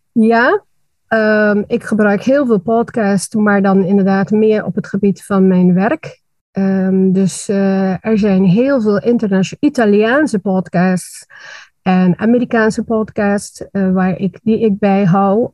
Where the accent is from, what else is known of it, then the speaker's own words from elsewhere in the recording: Aruba; moved away as an adult; now in Netherlands; ik ben geboren en getogen op Aruba